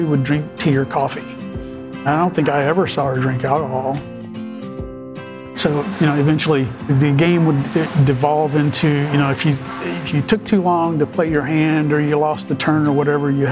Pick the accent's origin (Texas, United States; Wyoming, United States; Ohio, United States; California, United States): Texas, United States; Athens; I grew up in Athens